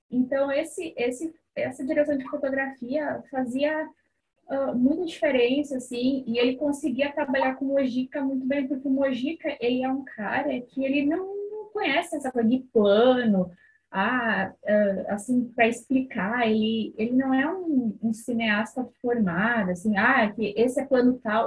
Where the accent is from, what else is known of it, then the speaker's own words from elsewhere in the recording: interior of Rio Grande do Sul, Brazil; Eu sou do interior do Rio Grande do Sul